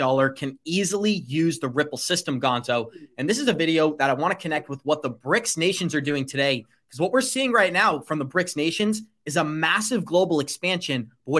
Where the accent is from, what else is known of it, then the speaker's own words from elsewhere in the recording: United States; as an American